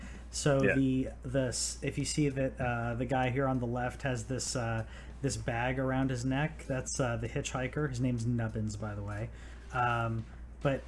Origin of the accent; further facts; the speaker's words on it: United States; I'm American